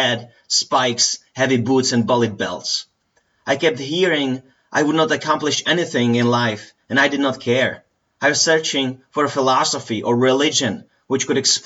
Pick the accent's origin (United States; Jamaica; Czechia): Czechia; Plzeň, Plzeň Region; I was born in Plzeň in the Czech Republic in February 1990